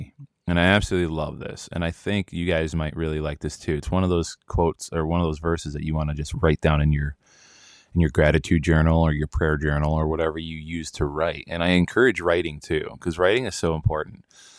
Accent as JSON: {"language": "English", "region": "Wisconsin", "country": "United States", "also_born_or_lived": "New Jersey / Florida", "said": "I'm originally from Wisconsin, but I used to live in New Jersey for 12 years."}